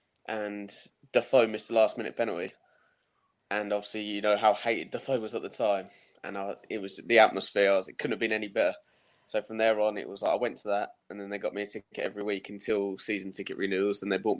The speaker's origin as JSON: {"language": "English", "town": "Kettering", "region": "East Midlands", "country": "United Kingdom", "tie": "born or raised there", "moved": "as an adult", "said": "I was born in Kettering, East Midlands, just a bit south of Leicester and a bit north of Northampton, somewhere between there. Lived there for 18 years, only moved here recently."}